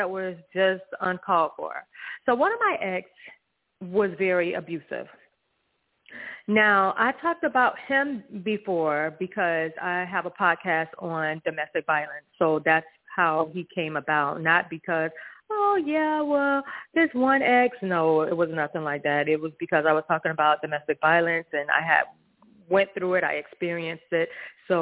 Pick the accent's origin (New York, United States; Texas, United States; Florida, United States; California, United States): Florida, United States; Hollywood; I'm from Florida. Hollywood, the city of Hollywood